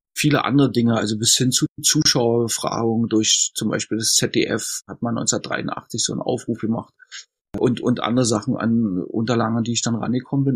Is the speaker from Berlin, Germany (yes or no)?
yes; Berlin, Germany; Ich bin in Ostberlin geboren worden und war, als die Mauer fiel, 22,5 Jahre alt.